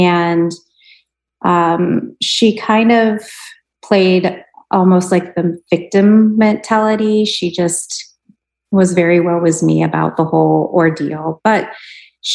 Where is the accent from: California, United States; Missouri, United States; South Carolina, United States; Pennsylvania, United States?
Pennsylvania, United States; Pittsburgh; moved away as an adult; now in Tucson, United States; I am originally from Pittsburgh and I lived there for 29 years